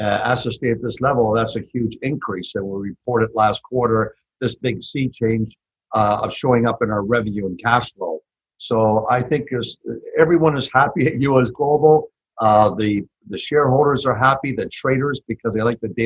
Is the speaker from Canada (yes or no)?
yes; Canada; moved away as an adult; also born or lived in Toronto; now in Texas, United States; I'm originally from Canada. So tell by my accent. So I like to tell people I've been here 30 years in Texas. So I'm a Texcan.